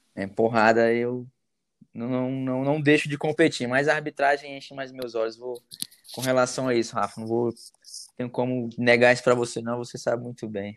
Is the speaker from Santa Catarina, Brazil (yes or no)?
no; Brasília, Federal District, Brazil; sou de Brasília, sou nascido aqui em Brasília, resido aqui.